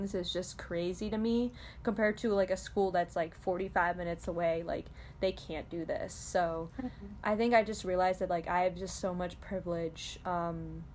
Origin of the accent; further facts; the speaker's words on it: Chicagoland area, Illinois, United States; I was born a year later in, around Chicagoland area